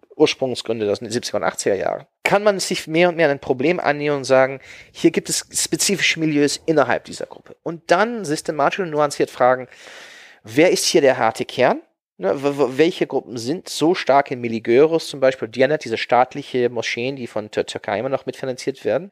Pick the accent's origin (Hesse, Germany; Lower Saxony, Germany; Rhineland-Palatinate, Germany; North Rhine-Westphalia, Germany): Lower Saxony, Germany; Hanover; meine Heimatstadt Hannover